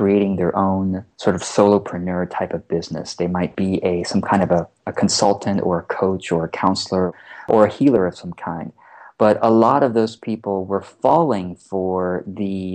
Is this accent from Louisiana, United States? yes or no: no; Orange County, California, United States; also born or lived in Taiwan; we immigrated from Taiwan to Orange County, California, so Southern California. So that was my first exposure to America